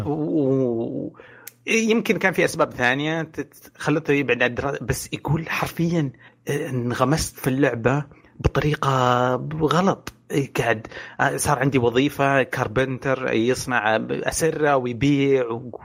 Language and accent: Arabic; Saudi Arabia; عندنا في السعوديه